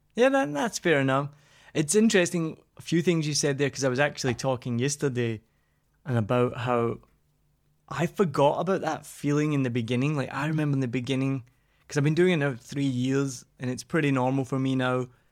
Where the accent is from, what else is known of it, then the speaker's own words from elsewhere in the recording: Scotland, United Kingdom; I'm Scottish